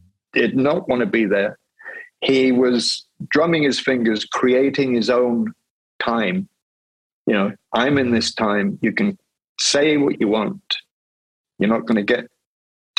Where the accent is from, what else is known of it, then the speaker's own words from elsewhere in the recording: Wales, United Kingdom; I grew up in the Presbyterian church in Wales